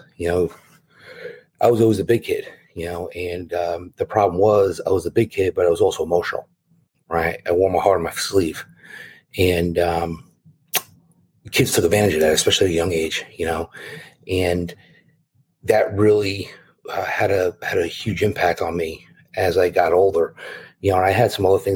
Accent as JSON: {"language": "English", "region": "New Jersey", "country": "United States", "tie": "born or raised there", "said": "born and raised in North Jersey"}